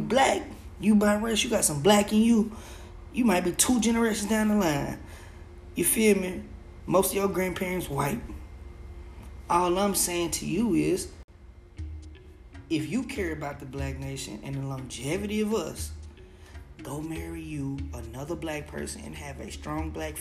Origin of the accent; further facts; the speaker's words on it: Oklahoma, United States; growing up in Oklahoma around mostly white people